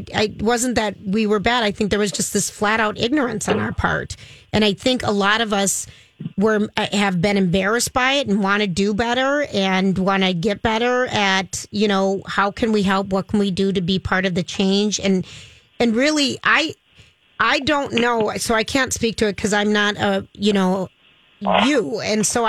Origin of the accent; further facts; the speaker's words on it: Minnesota, United States; as a Minnesotan